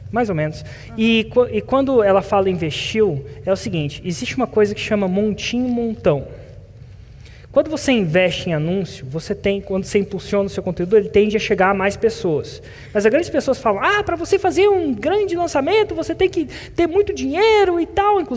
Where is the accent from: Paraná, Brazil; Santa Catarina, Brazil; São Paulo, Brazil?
Santa Catarina, Brazil; Florianópolis; Eu sou de Floripa.